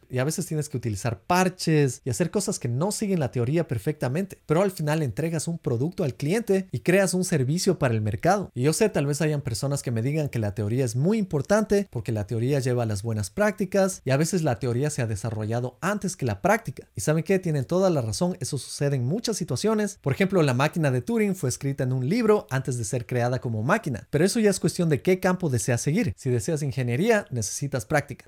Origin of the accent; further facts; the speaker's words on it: Ecuador; now in United States; en el Ecuador de donde yo soy